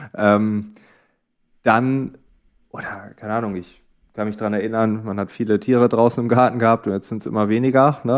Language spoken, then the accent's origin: German; East Frisia, Lower Saxony, Germany; Ich komme aus Ostfriesland, da in einem Dorf